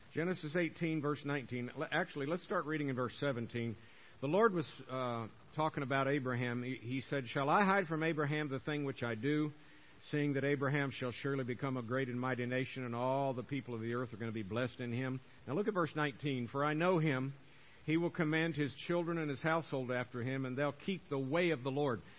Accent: Tampa, Florida, United States; moved away; I'm born and raised in uh, Tampa, Florida

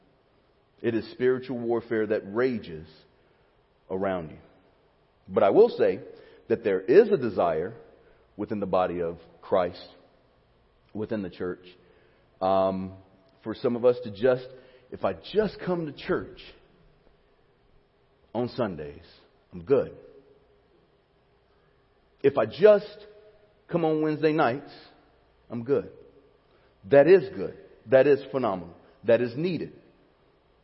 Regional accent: Alabama, United States; now in Cypress, United States; When I was a kid growing up in Alabama in the 80s and early 90s

